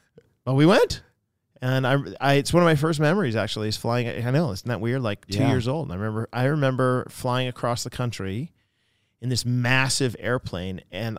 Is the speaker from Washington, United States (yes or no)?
yes; Seattle, Washington, United States; also born or lived in Boston; So when you're in the 70s in the Seattle area, I was born in Boston, actually.